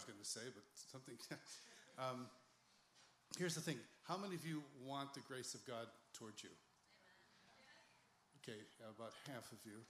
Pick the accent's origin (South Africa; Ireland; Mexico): Ireland; Well, I'm Irish.